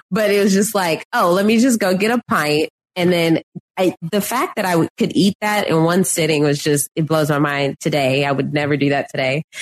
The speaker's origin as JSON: {"language": "English", "region": "Texas", "country": "United States", "said": "as a Texan, just constantly, um, having Bluebell like as the ice cream of choice, even just driving from Houston to Austin"}